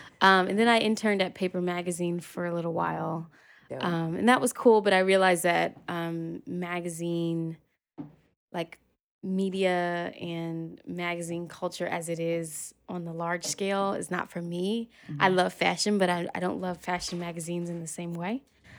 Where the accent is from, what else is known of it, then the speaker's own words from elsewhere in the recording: Philadelphia, Pennsylvania, United States; now in New York, United States; Born and raised, born and raised, yeah.